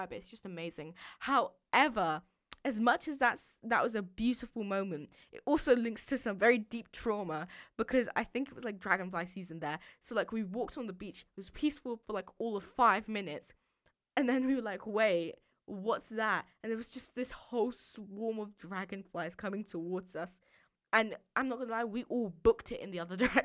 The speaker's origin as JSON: {"language": "English", "region": "London", "country": "United Kingdom", "also_born_or_lived": "Dorset (boarding school)", "said": "I'm from London"}